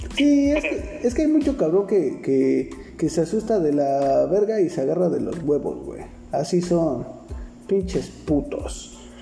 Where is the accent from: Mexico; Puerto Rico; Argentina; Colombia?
Mexico; also born or lived in Nezahualcóyotl (Riva Palacio) / Iztapalapa (Santiago Acahualtepec); yo crecí en la Chente Warrior, ahí en la Vicente Guerrero, güey, y después ah, me fui a Nesa York